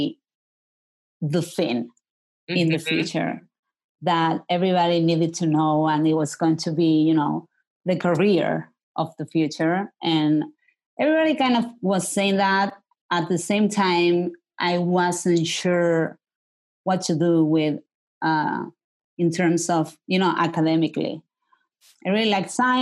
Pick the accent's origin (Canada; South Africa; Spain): Spain; Marbella, Andalusia; moved away as an adult; also born or lived in Berkeley, California; I grew up in the south of Spain, in Malaga, in a town that is called Marbella